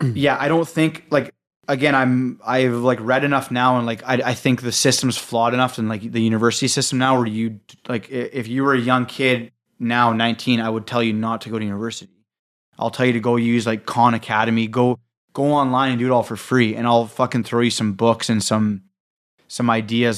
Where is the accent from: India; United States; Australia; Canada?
Canada; we're from Canada